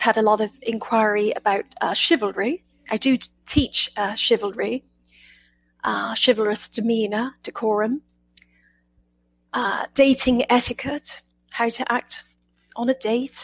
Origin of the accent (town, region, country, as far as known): United Kingdom; accent: British; now in United States